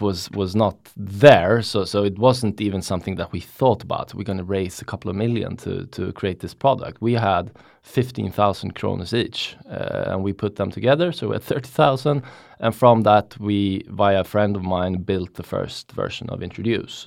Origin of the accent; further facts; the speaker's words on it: Stockholm, Stockholm County, Sweden; I'm from Stockholm. Been living in Stockholm for basically all my life.